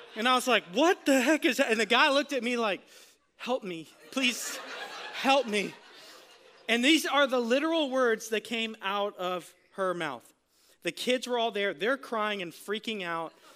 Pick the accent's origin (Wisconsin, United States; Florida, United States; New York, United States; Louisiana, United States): Florida, United States; I'm from Florida